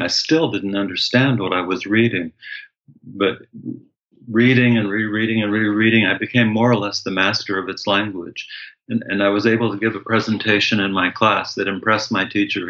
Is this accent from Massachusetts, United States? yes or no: no; Tucson, Arizona, United States; I grew up in Tucson, Arizona, and, and went to the university there.